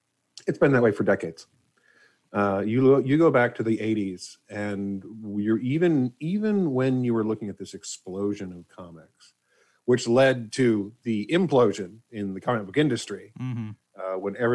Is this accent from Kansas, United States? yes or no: yes; Wichita, Kansas, United States; I grew up in Wichita, Kansas.